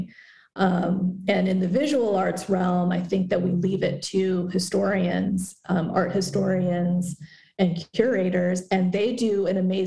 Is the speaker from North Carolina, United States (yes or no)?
no; Concord, California, United States; moved away as an adult; also born or lived in Walnut Creek, California / Berkeley, California / Oakland, California / Los Angeles, California; now in Raleigh, United States; raised in Concord, California, which is East Bay, Northern California, about 45 minutes east of San Francisco